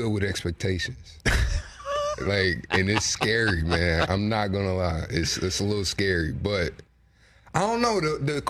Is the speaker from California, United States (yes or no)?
no; Muskegon, Michigan, United States; I'm from Michigan, West Michigan to be exact, so not Detroit.